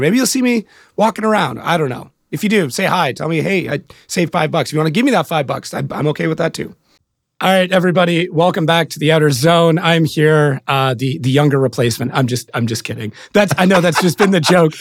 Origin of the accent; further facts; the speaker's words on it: Canada; as a Canadian